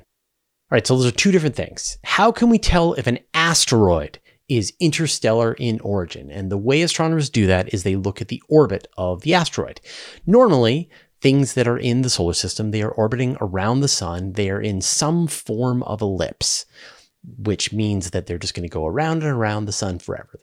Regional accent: Vancouver, British Columbia, Canada; there was a big observatory in my hometown in Vancouver

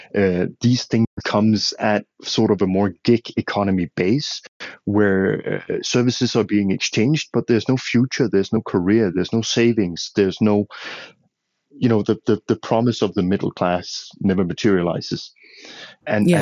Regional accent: western Denmark, Denmark; moved away as an adult; also born or lived in Tanzania / Mozambique; now in Ethiopia; I'm a Dane. I'm, I, I come from Denmark, the small Scandinavian country. Grew up in a fairly uh, rural, remote part of Western Denmark and left there uh, at the age of 28

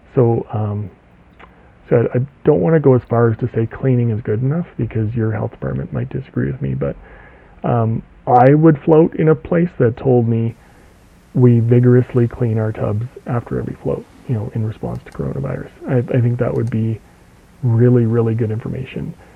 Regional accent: Canada; I'm from Canada

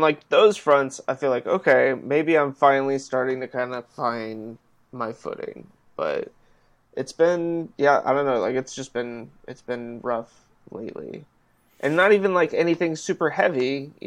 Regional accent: California, United States; moved away; Growing up in California

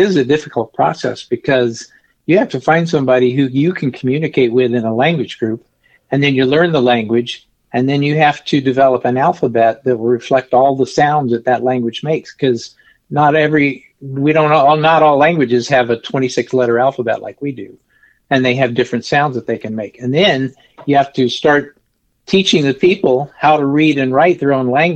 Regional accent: the Ozarks, Missouri, United States; moved away as an adult; also born or lived in Arkansas; I was actually born and raised in Missouri on a farm in the Ozarks

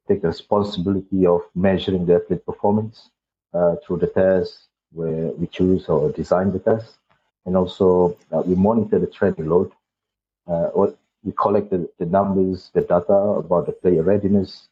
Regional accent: Malaysia; moved away as an adult; also born or lived in United Kingdom / Doha, Qatar / Singapore; I'm Malaysian.

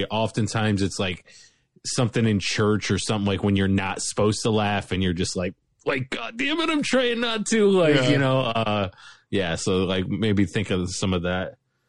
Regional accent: Bradner, Ohio, United States; also born or lived in Fostoria, Ohio; So I was raised in Bradnor, Ohio.

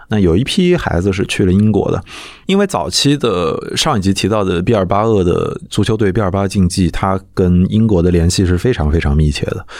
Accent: Nanjing, Jiangsu, China; 我是南京人

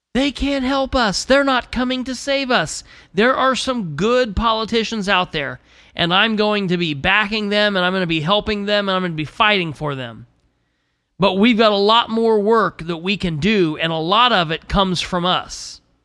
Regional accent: United States; I'm an American

